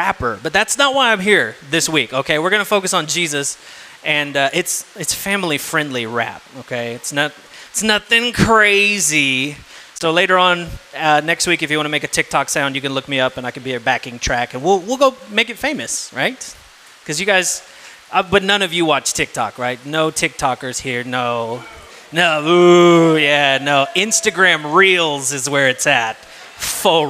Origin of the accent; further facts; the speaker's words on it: South Texas, United States; I'm from South Texas